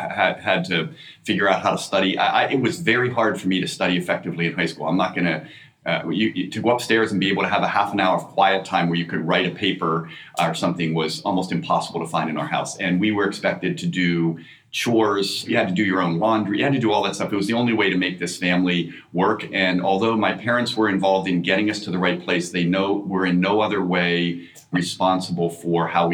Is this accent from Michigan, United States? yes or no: no; Newark, Delaware, United States; I grew up in Delaware, Newark, Delaware